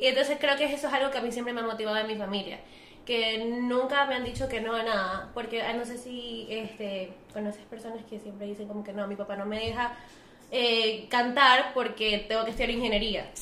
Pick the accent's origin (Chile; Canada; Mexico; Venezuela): Venezuela; soy venezolana